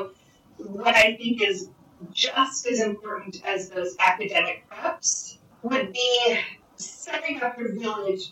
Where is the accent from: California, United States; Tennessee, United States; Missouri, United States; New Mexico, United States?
New Mexico, United States; now in Florida, United States; I grew up in New Mexico